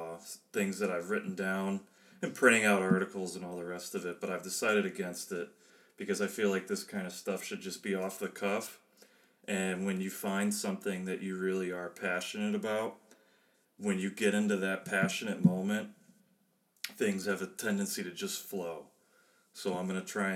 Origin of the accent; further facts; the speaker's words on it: outside of Chicago, Illinois, United States; moved away as an adult; also born or lived in Germany; I was born and raised outside of Chicago